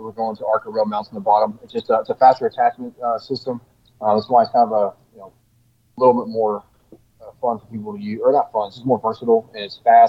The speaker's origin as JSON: {"language": "English", "region": "Texas", "country": "United States", "tie": "born or raised there"}